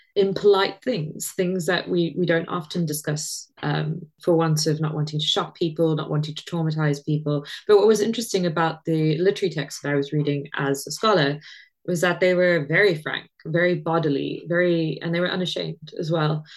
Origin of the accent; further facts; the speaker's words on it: South Africa; growing up in South Africa, you it's a very religious country